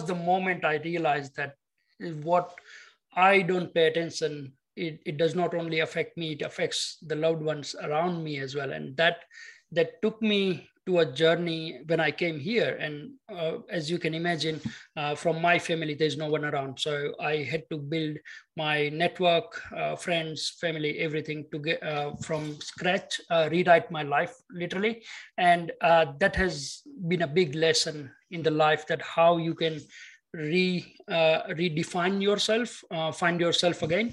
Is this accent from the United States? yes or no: no; India; moved away as an adult; now in Sydney, Australia; I grew up in India as typical immigrant. I came as my further studies. I studied here in University of Technology, Sydney